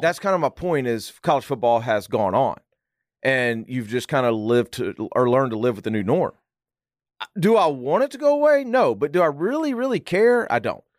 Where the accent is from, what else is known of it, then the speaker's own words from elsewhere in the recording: Arkansas, United States; moved away; I'm from Arkansas originally, or I lived there for eight years